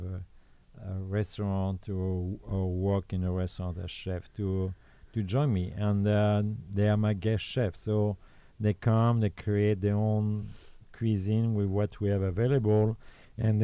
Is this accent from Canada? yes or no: no; Normandy, France; English is a second language; moved away as an adult; also born or lived in Belgium / Lyon, France / Southern France; now in Orange County, United States; I was born in Normandy